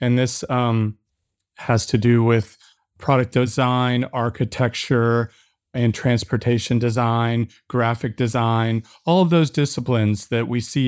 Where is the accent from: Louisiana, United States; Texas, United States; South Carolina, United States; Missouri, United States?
Missouri, United States; St. Louis; And I grew up in the Midwest within this country, St. Louis, Missouri.